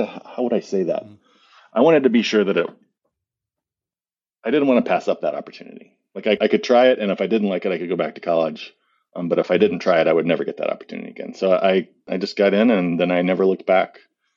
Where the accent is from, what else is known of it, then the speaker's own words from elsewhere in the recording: Missouri, United States; So I grew up in Missouri and there is a beef farm in my family.